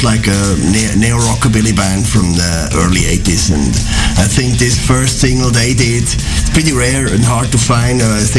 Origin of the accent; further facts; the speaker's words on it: Bern, Switzerland; I'm from Bern, Switzerland.